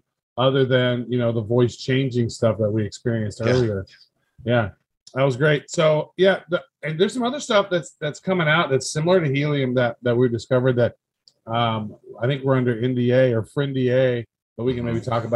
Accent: Kansas City, United States; I'm from Kansas City

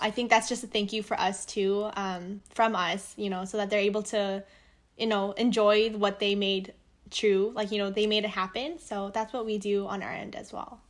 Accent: United States; I'm Korean, but I'm Korean American

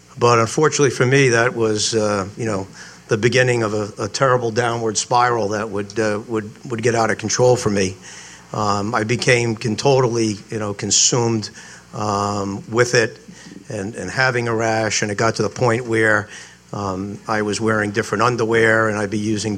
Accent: Providence, Rhode Island, United States; also born or lived in Ohio State; I grew up here in Providence, went to school at Moses Brown, right around the corner

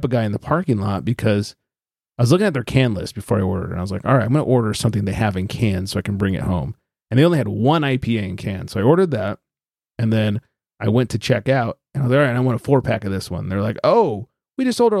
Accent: California, United States; we're from California

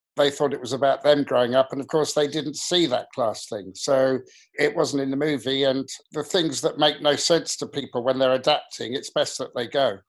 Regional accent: England, United Kingdom; an English kid in the 60s and 70s

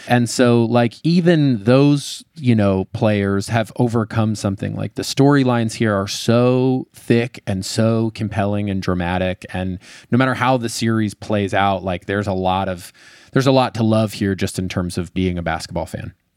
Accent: Colorado, United States; I grew up in Colorado

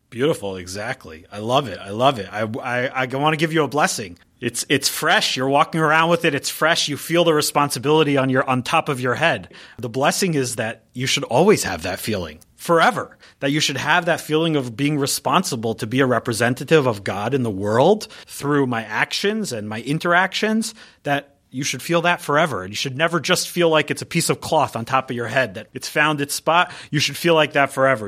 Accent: San Diego, California, United States; moved away; I grew up in San Diego, so I grew up out there.

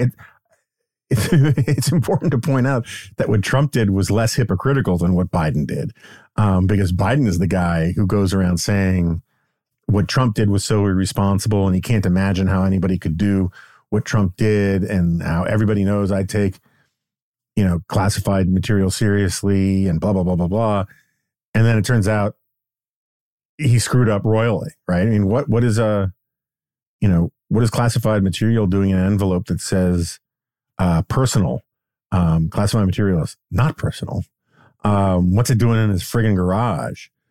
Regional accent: New York City, New York, United States; born or raised there

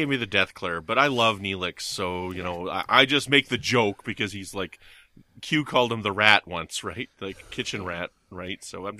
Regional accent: Canada; But I'm Canadian.

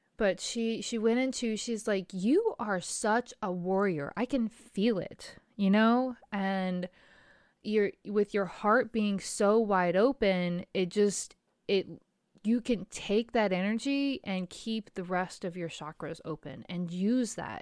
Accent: Virginia, United States; my hometown, Pecos, Virginia

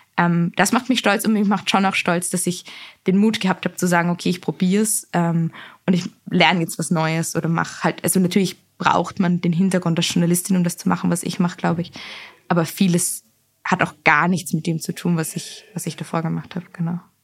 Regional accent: Vienna, Austria; Ich bin in Wien aufgewachsen

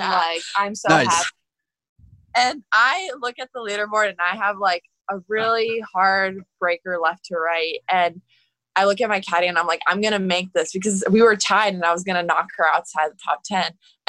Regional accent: Bradenton, Florida, United States; So we're originally from Bradenton, Florida.

